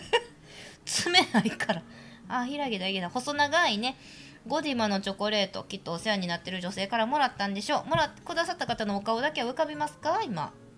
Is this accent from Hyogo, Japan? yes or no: yes; hometown of Shiomi manju, Hyogo, Japan; 私の地元のし塩見まんじゅう